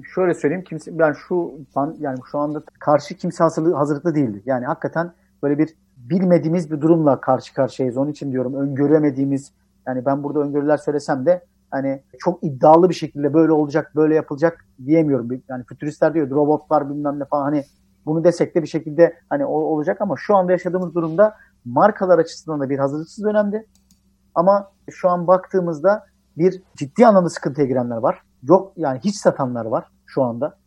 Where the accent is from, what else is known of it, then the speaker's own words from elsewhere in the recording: Tirebolu, Giresun, Turkey; moved away as an adult; now in Istanbul, Turkey; ben Karadenizliyim